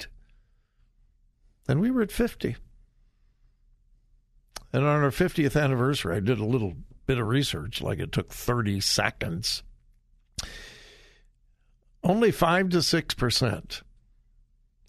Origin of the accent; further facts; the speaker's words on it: Southern California, United States; now in Ohio, United States; I grew up in Southern California, and when I was a kid, we went to the Rose Parade all the time.